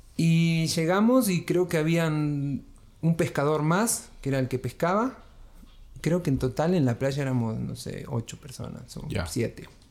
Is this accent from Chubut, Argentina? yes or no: yes; Trelew, Chubut, Argentina; moved away as an adult; Chubut, bien al sur. Este, mm, la Patagonia Argentina, bien helada. Ahí nací y viví 19 años